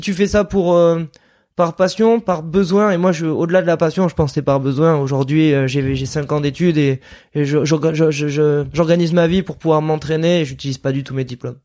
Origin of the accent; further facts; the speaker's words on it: Landes, Nouvelle-Aquitaine, France; on vient des Landes